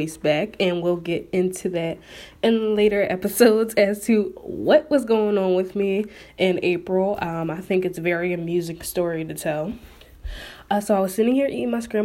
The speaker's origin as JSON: {"language": "English", "town": "Philadelphia", "region": "Pennsylvania", "country": "United States", "tie": "born or raised there"}